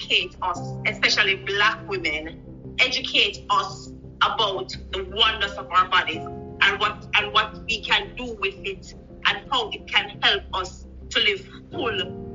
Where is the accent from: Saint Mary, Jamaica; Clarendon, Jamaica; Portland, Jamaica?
Saint Mary, Jamaica; Jeffreytown; I grew up in Jeffreytown, St. Mary. I don't know if GPS has it on the thing, it's a little tiny town. And you know, in Jamaica, when they have PA in the address, you know, it's real country, so it's Jeffreytown, yes. PA, St. Mary.